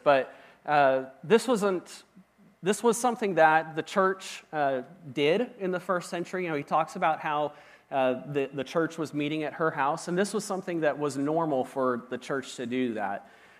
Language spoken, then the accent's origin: English; Washington, United States; moved away; See, I grew up in Washington State, and when I came to Oklahoma, I started experiencing some things that were just really different.